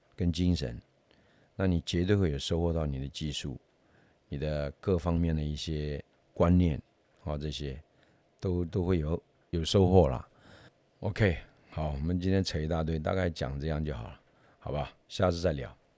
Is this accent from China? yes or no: no; Taiwan; 我们台湾人也是一样啊